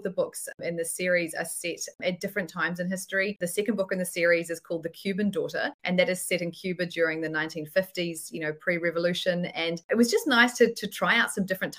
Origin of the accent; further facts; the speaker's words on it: New Zealand; I'm in New Zealand, if you haven't been able to tell by my strange accent